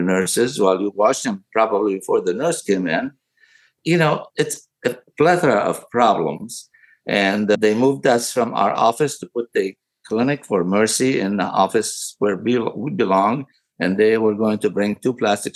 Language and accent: English; Aleppo, Aleppo Governorate, Syria; moved away as an adult; also born or lived in Damascus, Syria / Tennessee, United States / St. Louis, United States; now in United States; I was born in Aleppo, Syria, of all places. I went to medical school in Damascus University, came to the United States in 1973 after graduating.